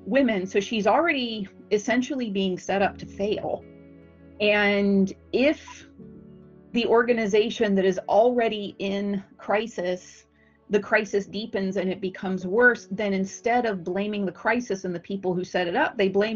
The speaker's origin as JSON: {"language": "English", "country": "United States", "said": "I'm from the United States"}